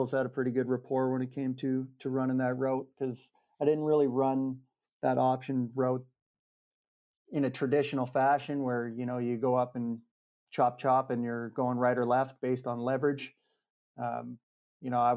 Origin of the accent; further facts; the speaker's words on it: Regina, Saskatchewan, Canada; also born or lived in Hamilton; my hometown